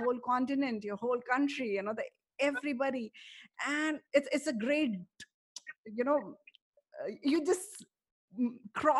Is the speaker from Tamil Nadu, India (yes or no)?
no; Prayagraj, Uttar Pradesh, India; I was born in the same city as he was born. So whenever someone asks me, where are you from? I always say, I'm from Amitabh Bachchan's village. And interestingly enough, people across the globe know that, oh, you're from Allahabad